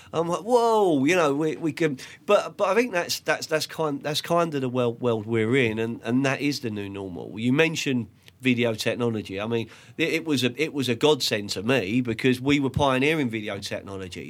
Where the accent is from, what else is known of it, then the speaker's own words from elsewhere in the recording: London, United Kingdom; I grew up in Lancaster Court Estate on five seventy Fulham Road